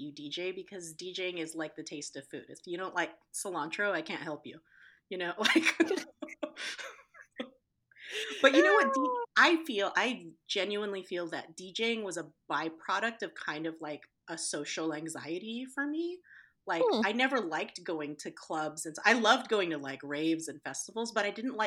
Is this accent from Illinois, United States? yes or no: no; Riverside, California, United States; I'm from Riverside